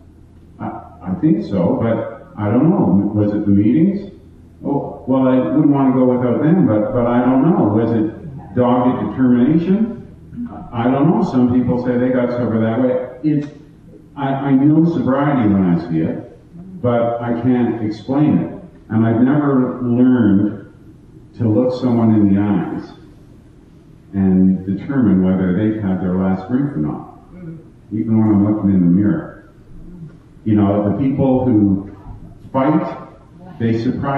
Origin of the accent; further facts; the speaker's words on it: Toronto, Ontario, Canada; I am from Toronto